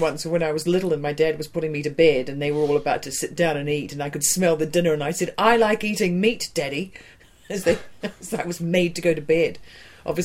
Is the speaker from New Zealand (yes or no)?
yes; New Zealand; moved away; also born or lived in California; I'm from New Zealand